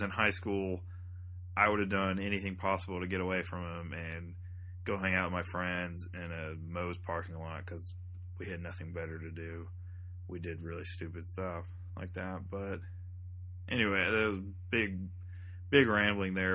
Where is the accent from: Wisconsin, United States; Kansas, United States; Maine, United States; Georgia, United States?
Georgia, United States; thirty minutes south of Atlanta; moved away; my hometown, which is like thirty minutes south of Atlanta.